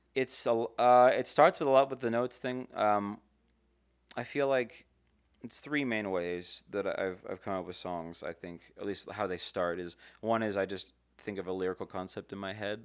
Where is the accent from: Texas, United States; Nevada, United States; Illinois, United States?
Nevada, United States; Las Vegas; also born or lived in California; I moved here when I was five, so I grew up here